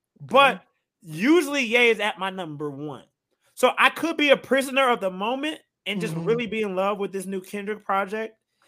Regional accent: Chicago, Illinois, United States; Growing up in Chicago

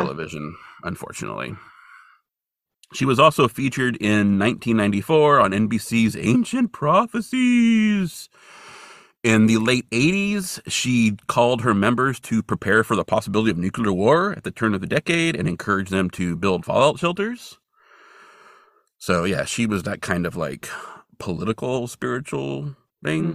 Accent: Hamburg, California, United States; moved away; also born or lived in Bozeman, Montana; my hometown of Hamburg, California

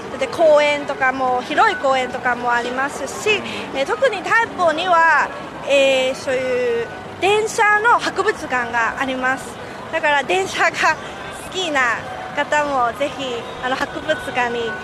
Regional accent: Hong Kong; 出身は、まあ、香港ですけれども、香港のタ台北という場所ですね。今、はまだタ台北に住んでいます。

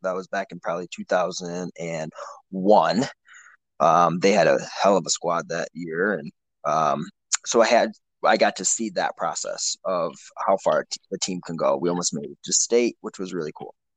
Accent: Traverse City, Michigan, United States; we decided to come back to my hometown, Traverse City

